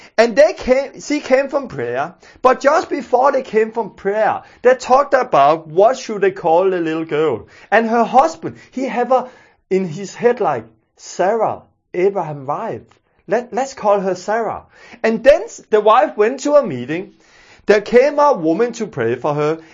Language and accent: English; Denmark; first language Danish; English is a second language; I'm from Denmark and I speak Danish. And, uh, because I speak Danish, I'm not used to using those English words.